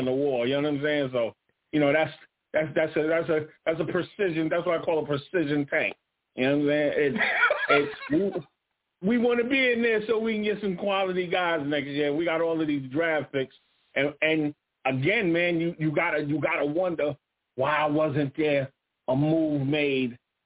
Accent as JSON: {"language": "English", "town": "New York City", "region": "New York", "country": "United States", "said": "I'm from Fort Greene Projects."}